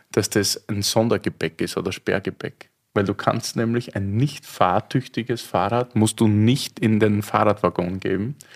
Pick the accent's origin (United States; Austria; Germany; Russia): Austria; Ja, ich will da als Österreicher jetzt keinen kulturellen Kleinkrieg anfangen.